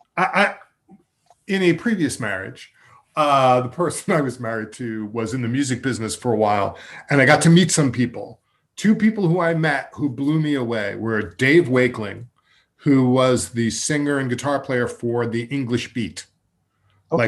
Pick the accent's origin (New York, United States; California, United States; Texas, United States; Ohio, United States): New York, United States; Massapequa Park; when we were growing up in Massapequa Park